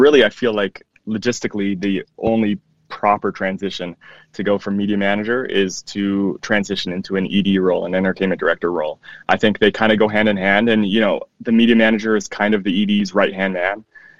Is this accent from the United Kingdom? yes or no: no; Canada; also born or lived in Arizona / Mississippi; now in United States; So for me, I was born in Canada, so I'm Canadian and newly American as of a couple of years ago. I've lived in Arizona for 10 years. I moved to Mississippi back in 2006